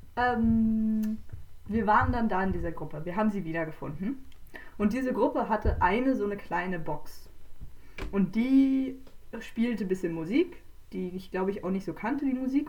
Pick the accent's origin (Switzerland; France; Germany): Switzerland; wir kommen ja auch aus der Schweiz